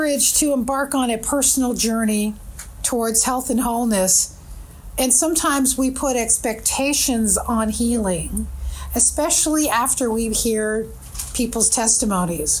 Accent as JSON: {"language": "English", "region": "California", "country": "United States", "tie": "born or raised there", "also_born_or_lived": "Toronto, Canada", "said": "grew up in California. I've been there since I was 4 years old"}